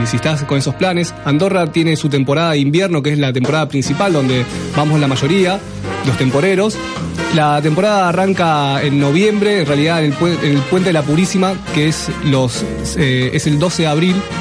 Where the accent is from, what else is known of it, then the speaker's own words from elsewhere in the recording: Rosario, Santa Fe, Argentina; yo que soy rosarino